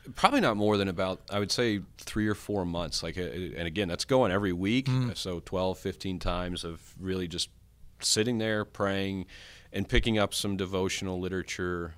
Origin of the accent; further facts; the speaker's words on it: Longview, Texas, United States; I grew up in Northeast Texas here in Longview